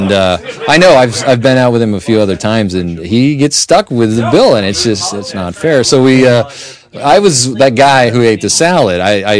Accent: Northern New York, United States; also born or lived in Pittsburgh; now in Seattle, United States; Northern New York.

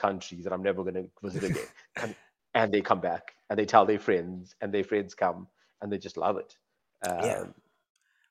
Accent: Durban, KwaZulu-Natal, South Africa; also born or lived in Cape Town; the coast in Durban, my hometown

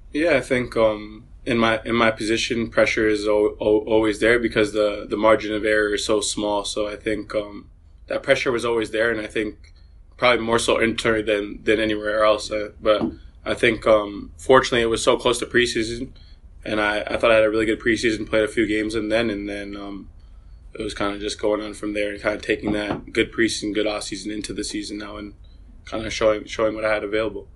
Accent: Vaughan, Ontario, Canada; moved away as an adult; also born or lived in Maryland, United States; growing up in Canada, playing for Vaughan Soccer Club

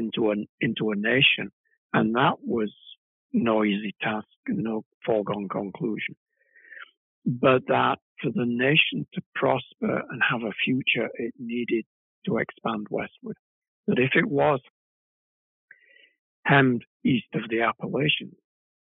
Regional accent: United Kingdom; now in United States; being a British person living in the United States

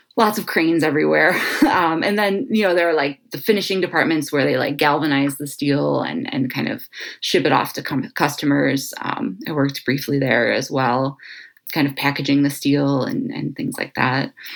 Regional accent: Cleveland, Ohio, United States; I was born and raised here in Cleveland, Ohio, lifelong Clevelander

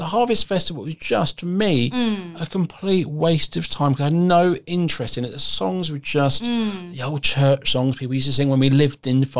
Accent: London, United Kingdom; I grew up in South London.

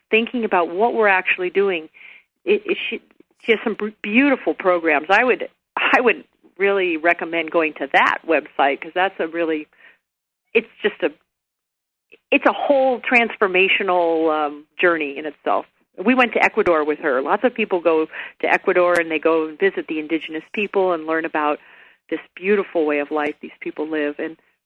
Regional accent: La Jolla, California, United States; now in Santa Barbara, United States; I grew up in La Jolla, California. I was a beach girl.

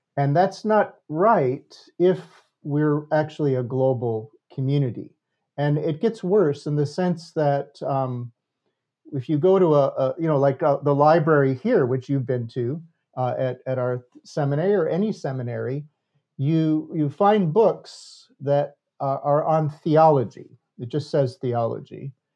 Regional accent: United States; I was the only American

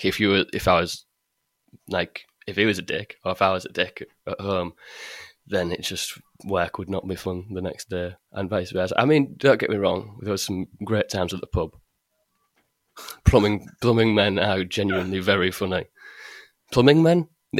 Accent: Hull, Yorkshire and the Humber, United Kingdom; Well, it was either go to college or do an apprenticeship.

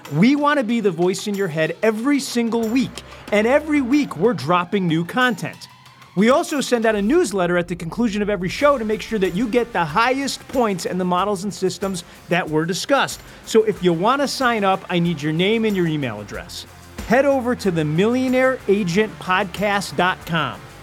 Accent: Detroit, Michigan, United States; growing up in Detroit, Michigan

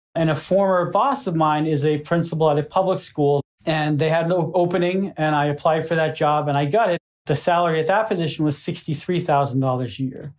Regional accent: Gardner, Massachusetts, United States; my hometown newspaper

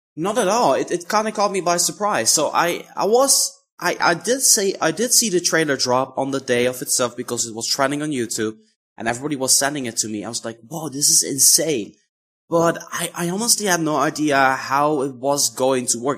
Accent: Netherlands; I'm from the Netherlands

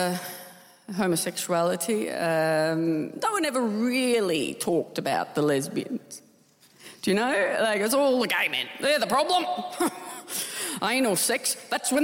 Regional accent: Tasmania, Australia; moved away; I love Tasmania. I loved growing up there

